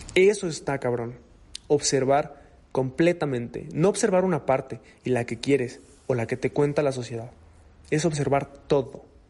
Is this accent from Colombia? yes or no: no; Mexico; Yo soy mexicano.